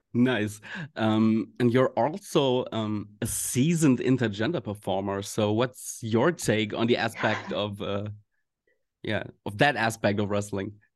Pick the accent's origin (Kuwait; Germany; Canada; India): Germany; we Germans